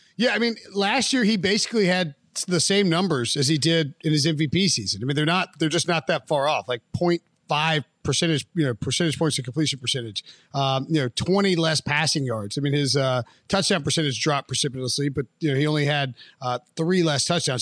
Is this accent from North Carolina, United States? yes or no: yes; Western North Carolina, United States; I'm from the West